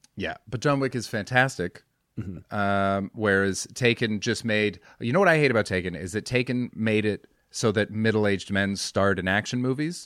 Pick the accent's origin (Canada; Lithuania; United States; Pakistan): Canada; White Rock, British Columbia; moved away as an adult; also born or lived in London; I'm in White Rock actually, which is my hometown.